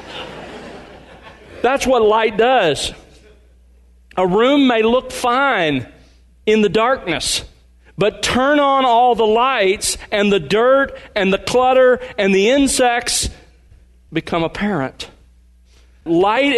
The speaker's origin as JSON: {"language": "English", "town": "Mobile", "region": "Alabama", "country": "United States", "tie": "born or raised there", "said": "I grew up in Mobile, Alabama"}